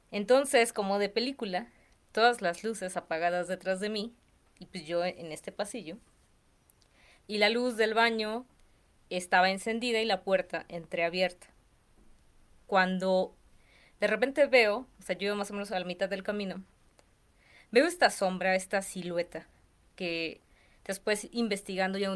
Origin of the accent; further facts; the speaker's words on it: Cerro Azul, Veracruz, Mexico; yo soy de Veracruz. Ajá. Soy de... Azul. Sí. de un pueblo que se llama Cerro Azul.